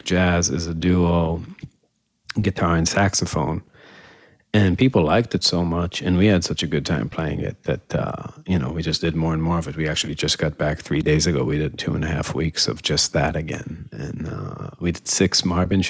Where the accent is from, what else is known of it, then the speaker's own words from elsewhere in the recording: Israel; moved away as an adult; also born or lived in Boston, United States; now in Chicago, United States; I'm from Israel originally. Moved to the States when I was about 18, to went to Berkeley. After that, moved to Chicago